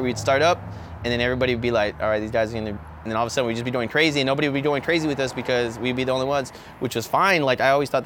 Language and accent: English; San Antonio, Texas, United States; I've always lived here my whole life